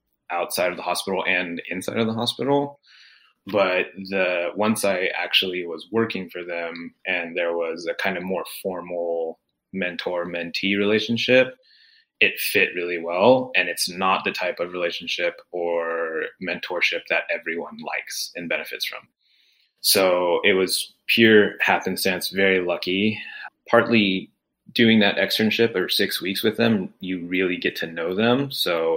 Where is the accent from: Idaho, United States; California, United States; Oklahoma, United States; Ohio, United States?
California, United States; also born or lived in Indiana; I grew up in California